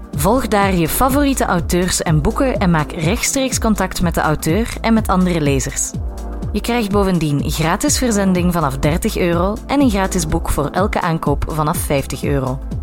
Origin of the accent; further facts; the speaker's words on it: Flanders, Belgium; wij ons allemaal als Vlamingen